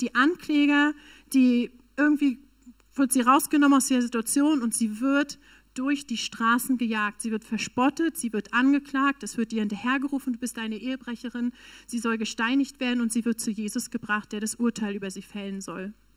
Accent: Northern Germany, Germany; moved away; also born or lived in Berlin / South Africa; Ich komme tatsächlich aus dem Norden Deutschlands, eigentlich.

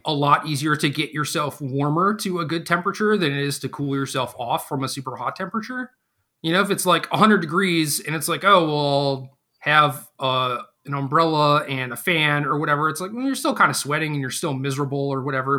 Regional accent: Minnesota, United States; moved away; also born or lived in Seattle, Washington / Virginia; I grew up in Minnesota

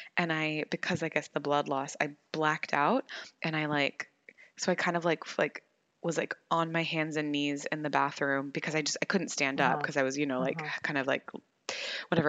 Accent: United States; being American

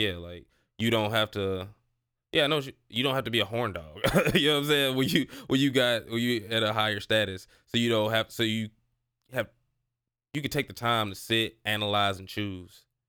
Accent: St. Louis, Missouri, United States; now in Texas, United States; I'm from Saint Louis, so, like, moving to Texas

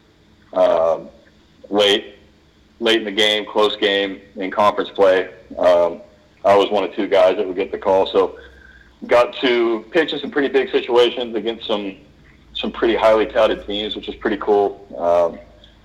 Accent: Texas, United States; I was born and raised in Texas. I'm the first generation Texan in my family, but grew up going to Arlington, to the ballpark to watch the Rangers play

